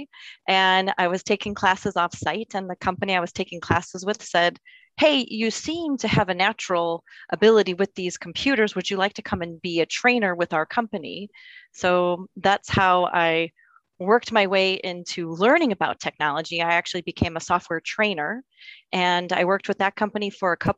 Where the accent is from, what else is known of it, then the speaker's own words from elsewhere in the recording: Libertyville, Illinois, United States; I grew up in Libertyville on the outskirts of town off of St. Mary's Road